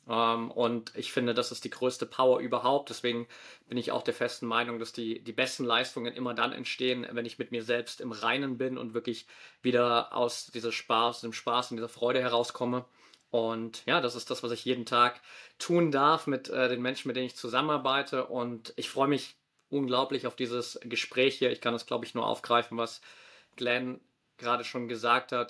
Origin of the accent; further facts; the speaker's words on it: near Dresden, Saxony, Germany; moved away as an adult; also born or lived in Australia; now in Valencia, Spain; komme ursprünglich aus der Nähe von Dresden